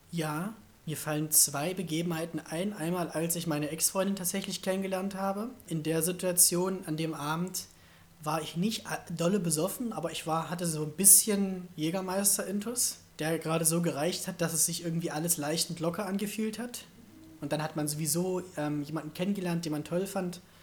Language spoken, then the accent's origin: German; Germany; Aber ich komme immer noch aus Deutschland